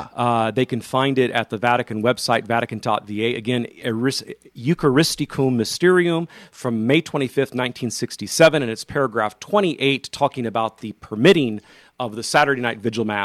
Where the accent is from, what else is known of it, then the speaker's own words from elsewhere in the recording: Modesto, California, United States; I'm born and raised in the Modesto area, so not too far there from Bakersfield, a couple hours at least.